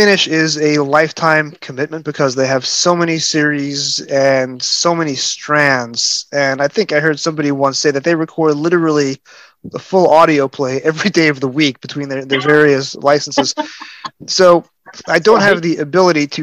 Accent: United States; other TV shows that I grew up with here in the States in the 1980s

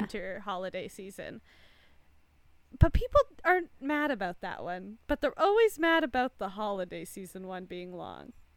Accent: Canada; I'm Canadian

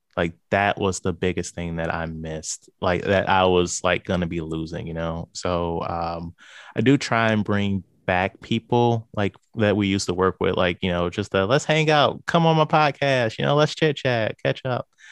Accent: St. Louis, Missouri, United States; I am from Saint Louis, Missouri.

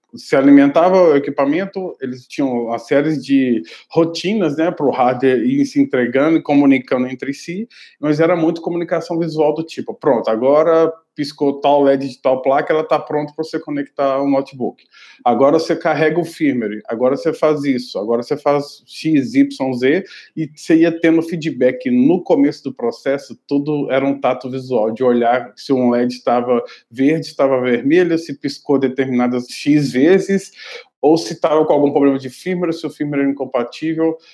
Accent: Belo Horizonte, Minas Gerais, Brazil; eu sou de BH, então eu tinha estudado no Cefet, de Minas Gerais, específico de BH

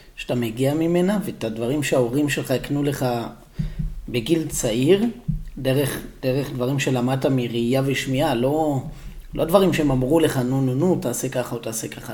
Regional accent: Israel; המקום שאתה ואני גדלנו בו

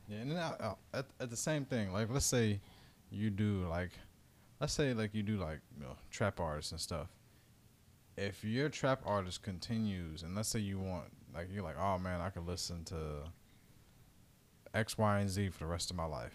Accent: Dayton, Ohio, United States; my hometown in Dayton

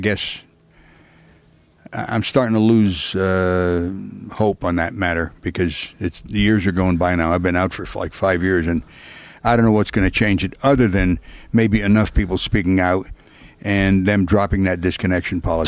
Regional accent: Pennsylvania, United States; moved away; I'm originally from Pennsylvania

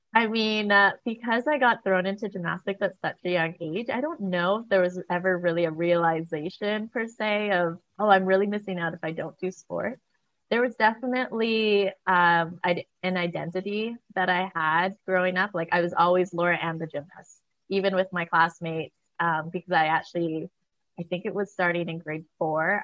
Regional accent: Vancouver, British Columbia, Canada; moved away as an adult; also born or lived in Oregon; I grew up here in Vancouver, Canada.

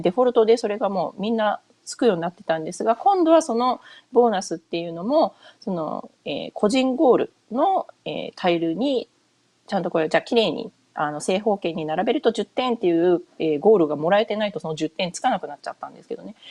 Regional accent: Hokuriku, Toyama, Japan; first language Japanese; moved away as an adult; now in United States; 私日本で普通に生まれて育って、で、小中高と、えっ、ー、と、北陸の富山にいたんですけれど

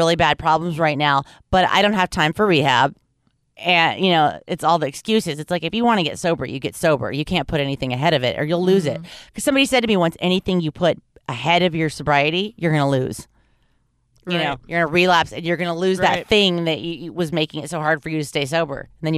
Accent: Los Angeles, California, United States; But growing up in Hollywood, you gotta look both ways and whisper if you're even gonna say the word, because there's so many of them.

